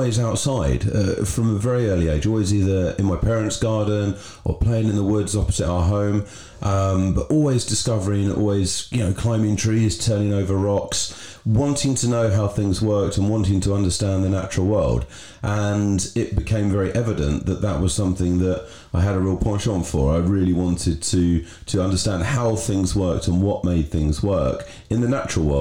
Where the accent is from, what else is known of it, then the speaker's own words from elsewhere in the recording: Berkshire, South East England, United Kingdom; Grew up in the countryside in Berkshire